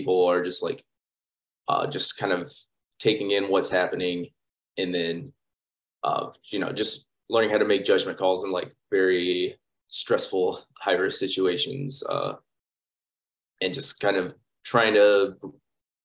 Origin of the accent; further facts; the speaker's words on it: St. Louis, Missouri, United States; moved away as an adult; also born or lived in St. Clair, Missouri / Ferguson, Missouri; now in Tulsa, United States; I'm originally from St. Louis. I spent most of my time in Missouri, in and around St. Louis. When I was younger, my parents moved me out to a small town called St. Clair, about an hour from St. Louis